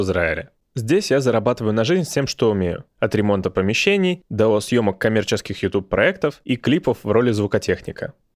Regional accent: Anapa, Krasnodar Krai, Russia; я из города Анапа

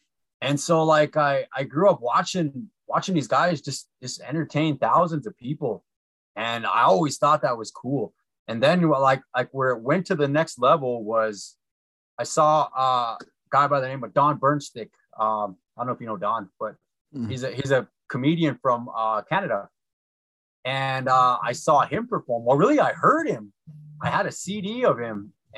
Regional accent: Fort Belknap, Montana, United States; now in Poplar, United States; So I'm originally from Fort Belknap, Montana. That's where I was born and raised. It's in north central Montana. I'm an enrolled member of the Assiniboine tribe there. I currently live on the Fort Peck Reservation in Poplar.

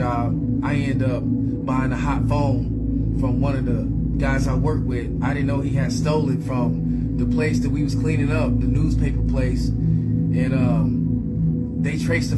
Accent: Indianapolis, Indiana, United States; born or raised there; also born or lived in LaGrange, Georgia, United States

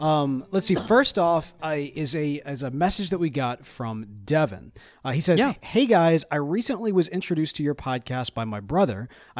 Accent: Mississippi, United States; We're from Mississippi. We can't survive in the desert.

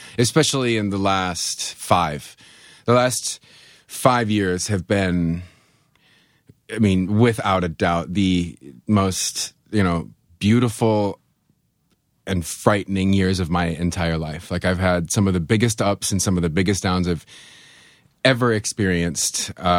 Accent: Buffalo, New York, United States; I'm from Buffalo. I have black snow running through my veins. You know, I'm used to 8 month winters.

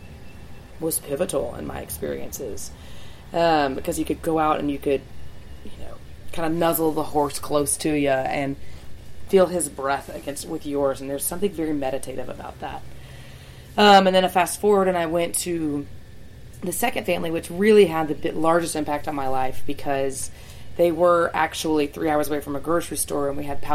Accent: Lookout Mountain, Georgia, United States; also born or lived in New Zealand; growing up in Lookout is sensational

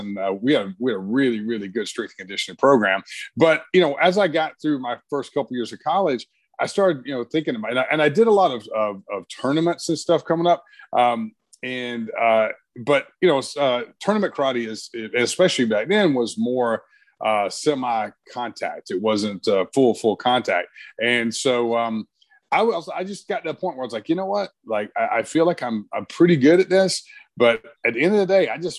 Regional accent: Brunswick, Georgia, United States; I grew up in Brunswick, Georgia

